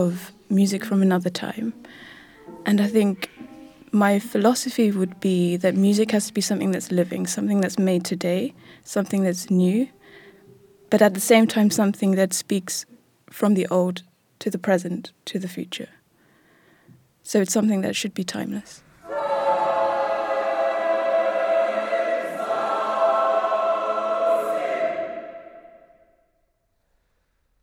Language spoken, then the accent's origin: English; London, United Kingdom; I was born in 1987 in London